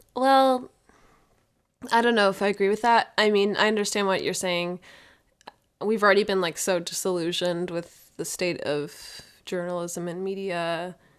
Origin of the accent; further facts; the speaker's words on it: Minnesota, United States; my home state